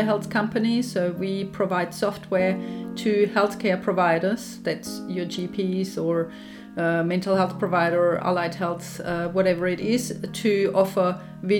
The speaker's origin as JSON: {"language": "English", "country": "Germany", "moved": "as an adult", "lives_now": "Australia", "said": "I'm obviously from Germany. I came to Australia in year 2000."}